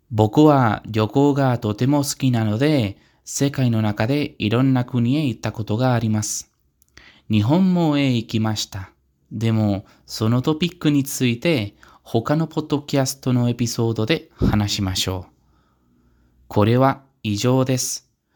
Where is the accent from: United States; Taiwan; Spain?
Spain; Pamplona, Navarre; Japanese is a second language; moved away as an adult; now in Madrid, Spain; 22歳になるまでパンプルナに家族と住んでいました。